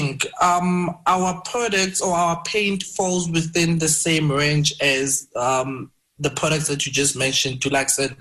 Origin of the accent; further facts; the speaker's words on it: Brits, North West, South Africa; also born or lived in Cape Town; I grew up in Madinyane. It's a very small village in Brits, Northwest, and matriculated in a township next to Madinyane